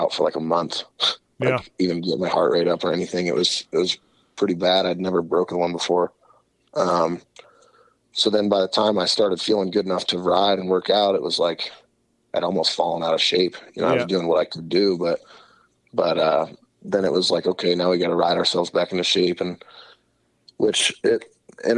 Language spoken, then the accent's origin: English; Iowa, United States; Growing up in Iowa